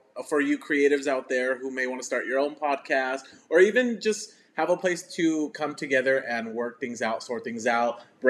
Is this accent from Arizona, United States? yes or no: no; California, United States; moved away as an adult; now in El Paso, United States; I'm actually from California. I moved to El Paso, gosh, so long ago, like 7 years ago.